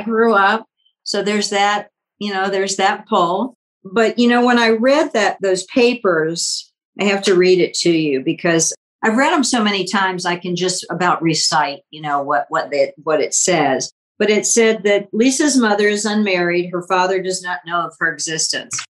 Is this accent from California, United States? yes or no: no; Richmond, Virginia, United States; born or raised there; also born or lived in Washington, D.C.